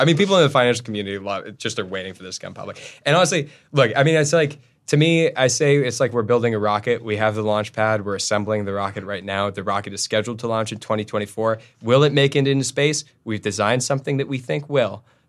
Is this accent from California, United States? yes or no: yes; Los Angeles, California, United States; I'm from Los Angeles.